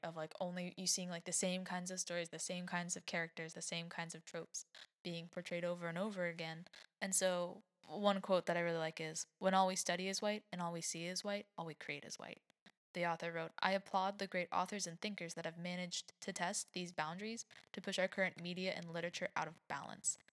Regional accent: United States

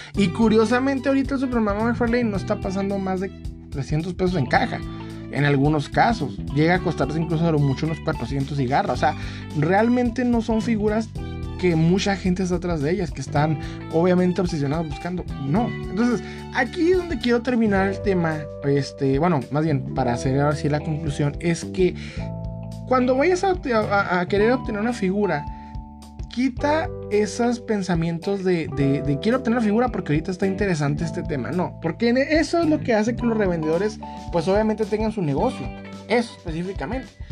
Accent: Mexico; now in United States; uno como mexicano o como latinoamericano

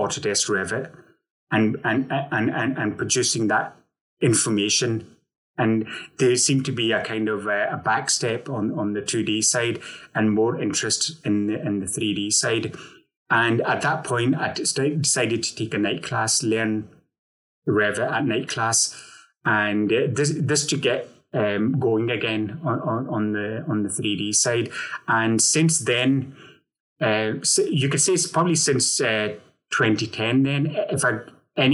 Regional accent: Glasgow, Scotland, United Kingdom; now in Manchester, United Kingdom; Although I'm living in Manchester at the moment, I'm originally from Glasgow, Scotland

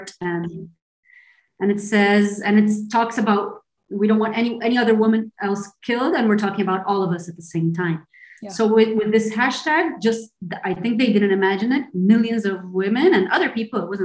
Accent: Brazil; moved away as an adult; also born or lived in Argentina; now in Barcelona, Spain; I was born in Argentina and I grew up in Brazil.

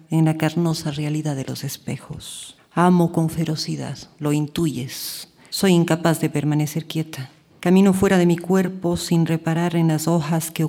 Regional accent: Cuenca, Azuay, Ecuador; la ciudad de Cuenca para mí ha sido mi madre, mi enemiga, mi confidente

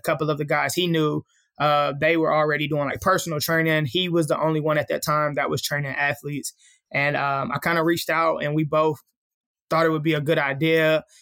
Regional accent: Columbia, Tennessee, United States; also born or lived in Houston, Texas; now in Nashville, United States; I'm originally from Columbia, Tennessee. Uh, that's where I was, uh, raised at. I stayed there for probably till I was about thirteen

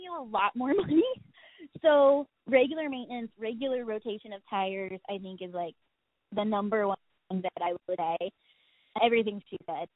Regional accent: Ohio, United States; because I come from Ohio, I also deal with cold

